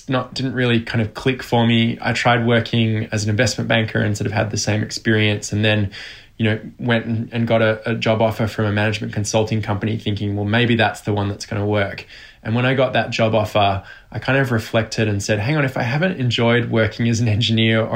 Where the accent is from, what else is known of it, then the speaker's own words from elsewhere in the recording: Australia; I was born in Australia.